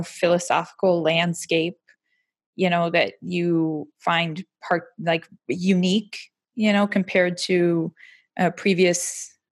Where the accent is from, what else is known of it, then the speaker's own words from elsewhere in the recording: Warren, Michigan, United States; now in Oxford, United Kingdom; I'm from Detroit